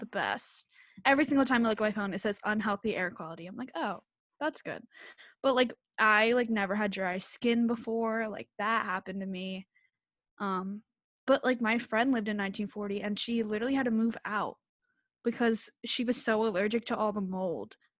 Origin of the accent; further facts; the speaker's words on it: Bucks County, Pennsylvania, United States; also born or lived in Philadelphia; I'm from Bucks County, P A, it's, like, an, probably, like, an hour from Philly